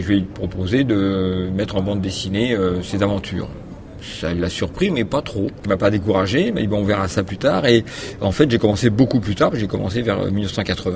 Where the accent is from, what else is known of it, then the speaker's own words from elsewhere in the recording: Paris, Île-de-France, France; né à Paris, donc bien loin de la mer, mais sur une île, puisque c'est l'île de la Cité, où il y a Notre-Dame